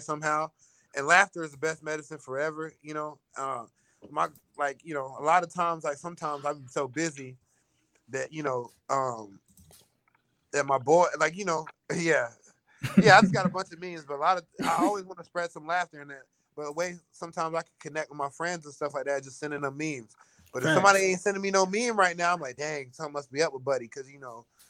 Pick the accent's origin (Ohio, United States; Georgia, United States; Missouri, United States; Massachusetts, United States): Georgia, United States; Atlanta; moved away; I'm from Atlanta